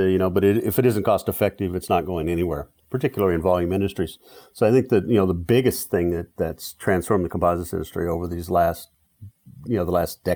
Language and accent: English; Texas, United States; I grew up in Texas in the shadow of the oil refining industry and the chemical industry, decided I want to be a chemical engineer.